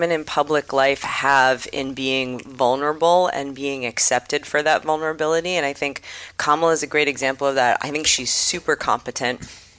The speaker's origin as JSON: {"language": "English", "town": "Wrentham", "region": "Massachusetts", "country": "United States", "tie": "born or raised there", "also_born_or_lived": "Rochester, New York", "said": "I was born in Rochester, New York. I was raised in Wrentham, Massachusetts. That's Wrentham with a W-R-E-N."}